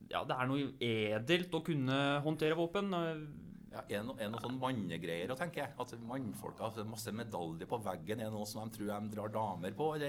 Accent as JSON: {"language": "Norwegian", "town": "Steinkjer", "region": "Trøndelag", "country": "Norway", "said": "og så er jeg jo sjøl fra Steinkjer, så jeg tar med den retten"}